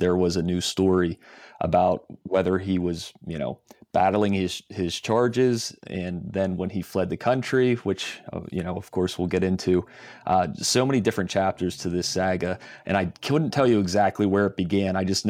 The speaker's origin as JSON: {"language": "English", "town": "Johnstown", "region": "Pennsylvania", "country": "United States", "tie": "born or raised there", "said": "I grew up in Johnstown area of Cambria County, and then after college started in the newspaper business in Somerset County, which is an adjacent county, just south of there."}